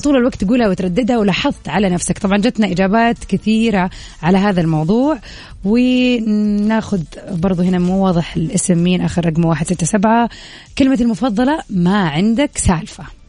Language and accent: Arabic; Jeddah, Makkah Province, Saudi Arabia; احنا صح من جده